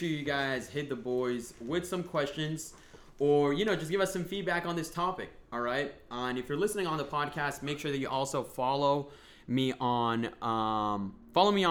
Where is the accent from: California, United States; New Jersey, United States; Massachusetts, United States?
Massachusetts, United States; Boston; we're both from Boston